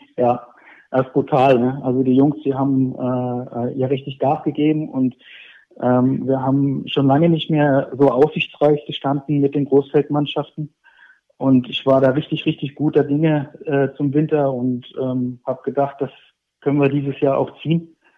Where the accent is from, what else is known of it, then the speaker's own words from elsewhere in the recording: near Fulda, Hesse, Germany; moved away as an adult; also born or lived in Saxony; now in Leipzig, Germany; Ich bin, ich bin gebürtiger Hesse. Ich bin in der Nähe von, ähm, von Fulda zur Welt gekommen und aufgewachsen, habe dort 30 Jahre gelebt.